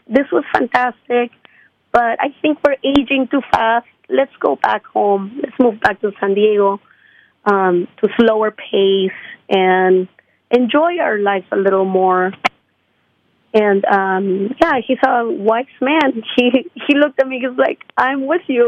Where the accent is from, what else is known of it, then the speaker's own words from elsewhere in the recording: Lima, Peru; now in United States; I'm from Lima, Peru